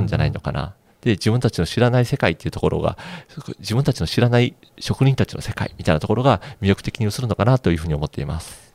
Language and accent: Japanese; Higashiosaka, Osaka, Japan; 出身が東大阪なので、はいはい、どちらかというとこう、家の周りに工場があるのが当たり前